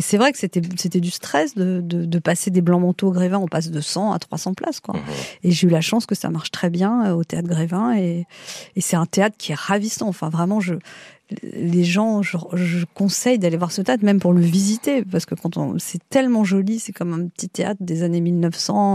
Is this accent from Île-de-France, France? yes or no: yes; Paris, Île-de-France, France; also born or lived in Neuilly-sur-Seine; je suis née dans le 17e et quand j'étais petite j'étais à Neuilly.